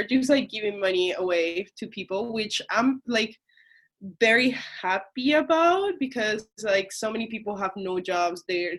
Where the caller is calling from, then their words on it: Toronto, Ontario, Canada; I'm calling from Toronto, Canada.